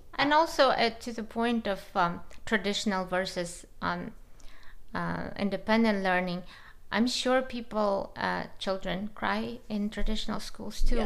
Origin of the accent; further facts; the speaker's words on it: Kazakhstan; I'm from Kazakhstan